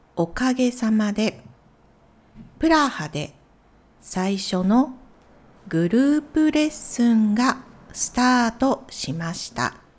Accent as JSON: {"language": "Japanese", "region": "Ehime", "country": "Japan", "tie": "born or raised there", "said": "私と同じ愛媛県出身"}